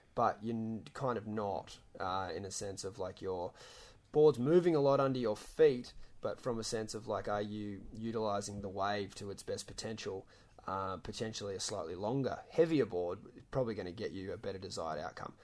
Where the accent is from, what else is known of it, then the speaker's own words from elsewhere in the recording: Gold Coast, Queensland, Australia; I come from the Gold Coast